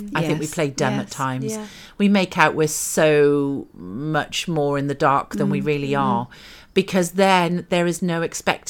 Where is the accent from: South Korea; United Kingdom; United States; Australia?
United Kingdom; we're British.